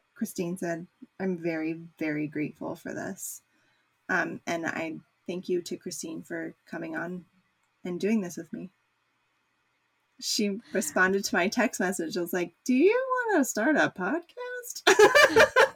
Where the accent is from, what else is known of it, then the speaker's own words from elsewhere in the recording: United States; as an American